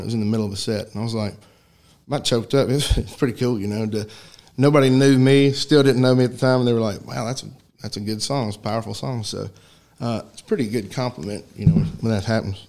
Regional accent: White Bluff, Tennessee, United States; moved away as an adult; now in Chattanooga, United States; I grew up in White Bluff, which is not far from here, but uh, yeah, I was living in Chattanooga. We still are

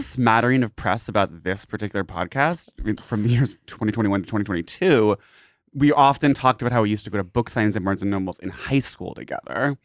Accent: Massachusetts, United States; we grew up in Massachusetts

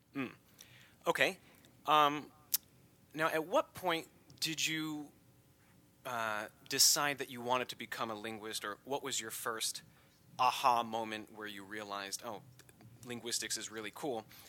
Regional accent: United States; as an American

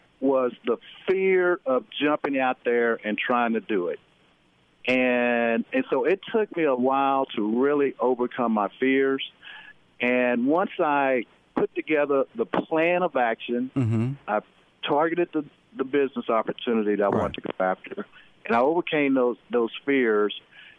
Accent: Denton, Texas, United States; I grew up in Denton, Texas, you know, small town.

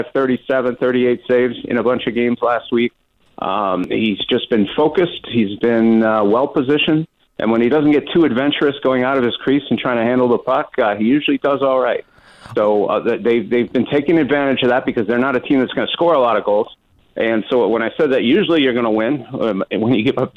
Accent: Montreal, Quebec, Canada; now in Seattle, United States; I grew up in Montreal

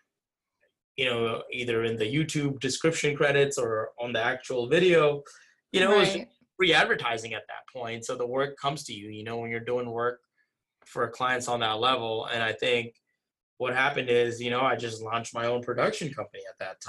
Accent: Virginia Beach, Virginia, United States; also born or lived in Jackson Heights, Queens, New York; now in New Jersey, United States; neighborhoods I grew up in Virginia Beach

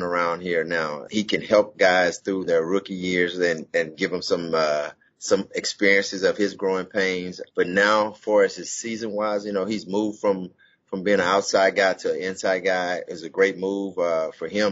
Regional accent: Houston, Texas, United States; moved away; the great state of Texas. That's my hometown

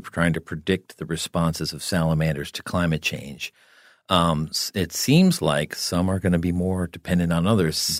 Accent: New Jersey, United States; I grew up in New Jersey

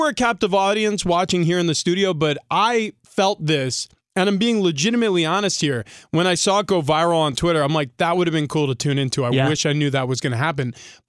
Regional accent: New York, United States; Or, you know, I grew up in New York, and I mean, there were groups of us who would go into Harlem to watch pickup basketball sometimes

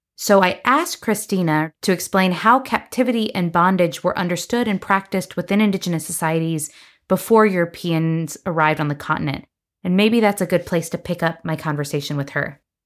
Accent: North Carolina, United States; moved away; also born or lived in Tennessee / Georgia; a student myself growing up in North Carolina

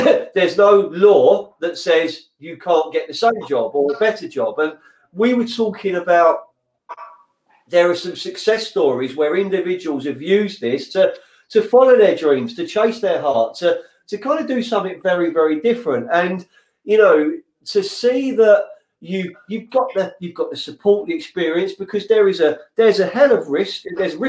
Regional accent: London, United Kingdom; now in Lewes, United Kingdom; when I grew up in Fulham, North End Road Market

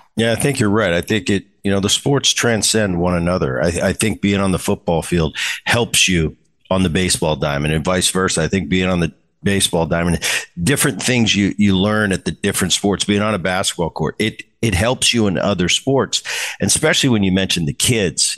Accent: New Jersey, United States; I grew up in Jersey

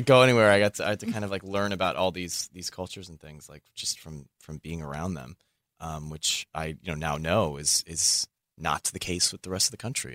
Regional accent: Bay Area, California, United States; growing up in the Bay Area was really cool

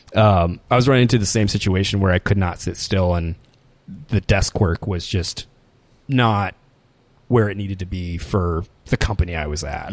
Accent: Des Moines, Iowa, United States; moved away as an adult; also born or lived in Ames, Iowa / Las Vegas, Nevada; I grew up, I grew up in Des Moines, Des Moines, Iowa

